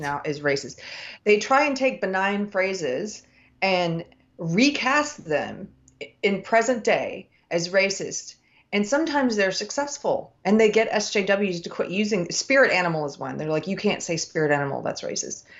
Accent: South Carolina, United States; I'm from the South. I'm from South Carolina

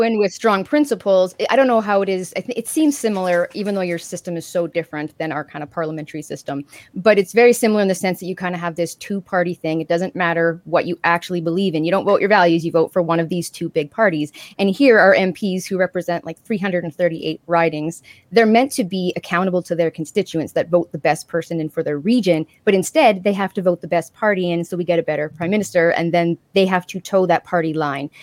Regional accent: Canada; as a Canadian

